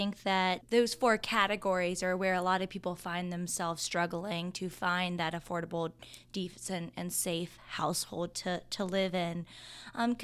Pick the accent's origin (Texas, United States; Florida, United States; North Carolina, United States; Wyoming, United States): North Carolina, United States; As a North Carolinian myself